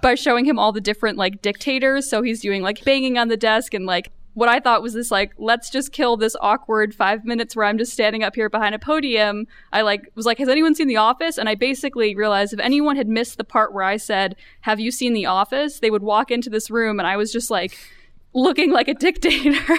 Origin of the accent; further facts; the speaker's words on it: New York, United States; I'm from New York.